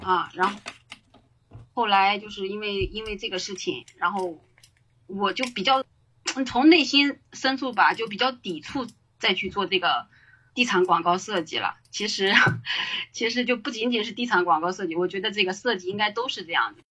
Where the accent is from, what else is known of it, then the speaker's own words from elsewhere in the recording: Shanxi, China; moved away as an adult; also born or lived in Beijing; now in Dalian, China; 在山西就是相当于从二零一三年做到二零一七年